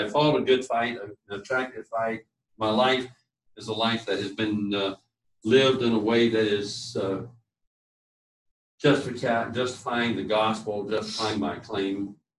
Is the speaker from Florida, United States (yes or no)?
yes; Key West, Florida, United States; born there; I'll tell them I was born in a Navy hospital down in Key West.